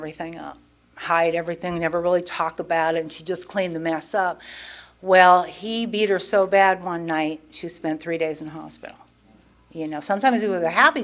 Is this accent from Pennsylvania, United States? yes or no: yes; Pennsylvania, United States; now in Wilson, United States; I was born and raised in Pennsylvania